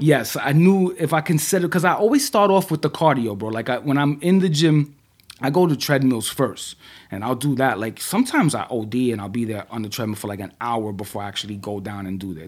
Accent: New York City, New York, United States; I grew up in the Bronx in the eighties

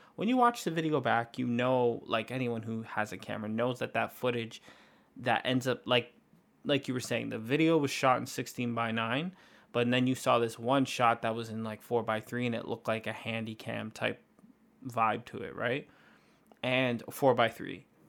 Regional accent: Canada; we're from Canada

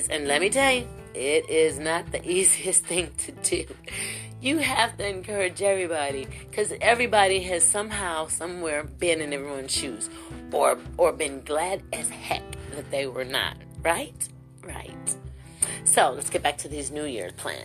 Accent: Ohio, United States; now in Kentucky, United States; I'm from Ohio

